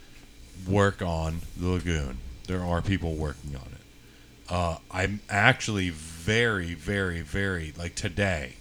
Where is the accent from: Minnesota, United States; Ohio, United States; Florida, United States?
Florida, United States; Tampa Bay area; I'm originally from the Tampa Bay area